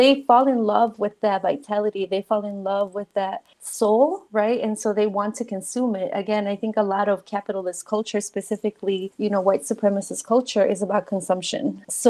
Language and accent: English; Mexico; English is a second language; moved away; So, you know, when I came from Mexico, I didn't speak English, right? And so being from a new country and somewhere where you already don't want to be